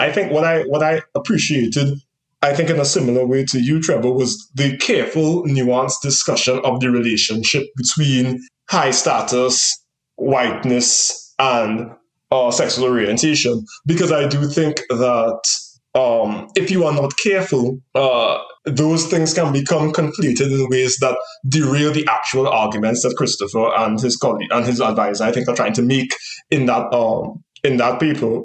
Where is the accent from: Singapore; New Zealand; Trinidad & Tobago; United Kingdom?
Trinidad & Tobago; moved away; in terms of being from the Caribbean and being from Trinidad in particular